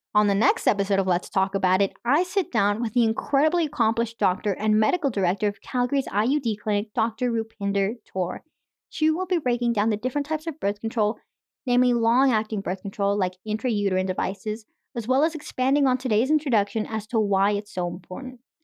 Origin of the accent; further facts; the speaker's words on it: Irapuato, Guanajuato, Mexico; now in Canada; I was born in Mexico